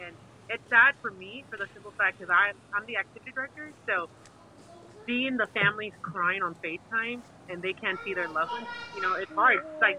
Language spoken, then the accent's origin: English; Brownsville, Texas, United States; now in Fort Worth, United States; I am from Brownsville, Texas, but I live in Fort Worth, in Houghton City.